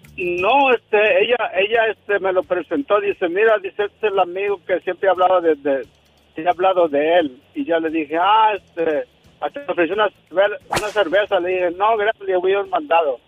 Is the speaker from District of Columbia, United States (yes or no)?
no; California, United States; yo soy de California